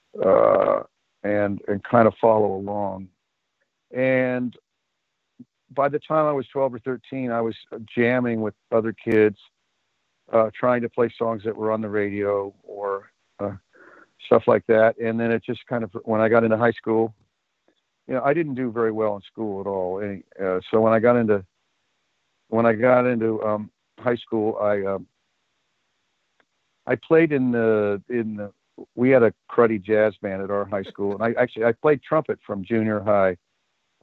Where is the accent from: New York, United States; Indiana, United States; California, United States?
California, United States; the Bay Area; Growing up in the Bay Area